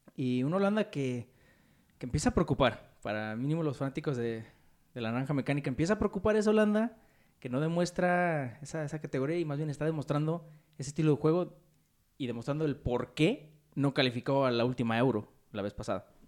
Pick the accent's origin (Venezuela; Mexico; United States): Mexico; unos cuantos mexicanos